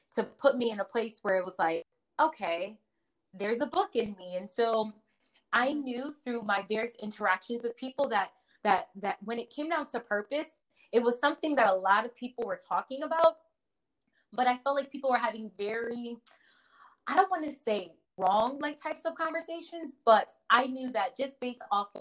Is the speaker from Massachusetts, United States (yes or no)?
no; Connecticut, United States; also born or lived in Nigeria; now in New Jersey, United States; I was born in Nigeria, raised in Connecticut, but I currently live in New Jersey